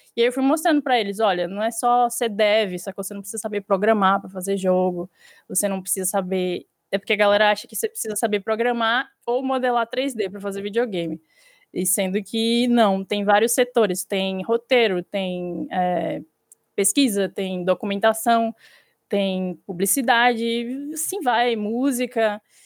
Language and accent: Portuguese; Salvador, Bahia, Brazil; eu sou de Salvador